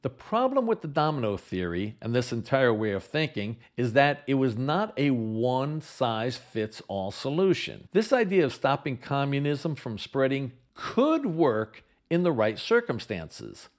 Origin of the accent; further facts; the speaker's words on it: United States; We're the United States